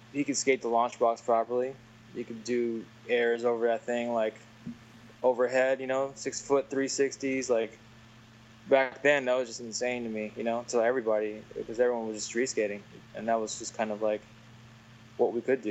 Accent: Milpitas, California, United States; now in Southern California, United States; I grew up in a very highly populated Asian, Filipino, you know, multicultural school in Milpitas

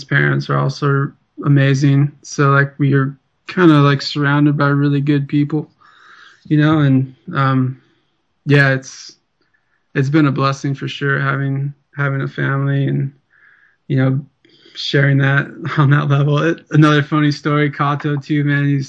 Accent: Southeast Alaska, United States; I'm Tlingit Indian from Southeast Alaska

